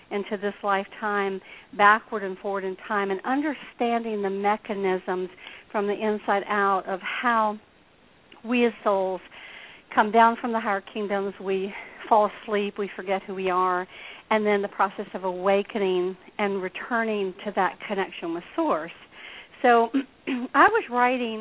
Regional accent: Deep South, United States; I was raised here in the Deep South

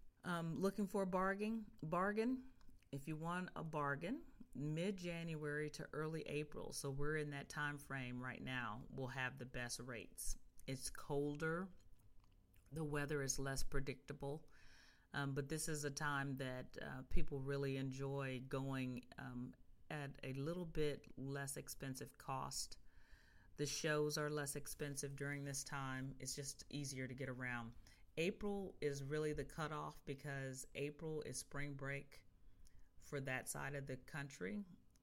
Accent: Chicago, Illinois, United States; moved away; When I grew up in Chicago

